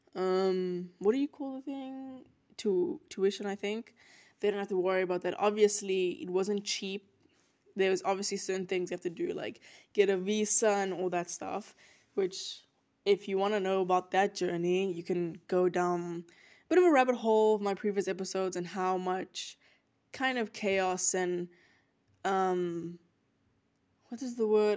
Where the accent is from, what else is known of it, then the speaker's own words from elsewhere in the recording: South Africa; moved away as an adult; now in United States; I'm from South Africa